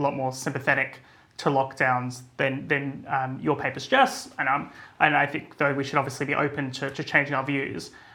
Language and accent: English; Australia; moved away; my home country in Australia